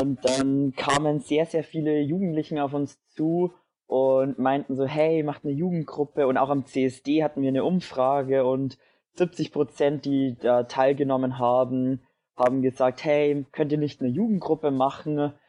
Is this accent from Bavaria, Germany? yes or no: yes; near Dingolfing, Bavaria, Germany; ich komme aus der Nähe von Dingolfing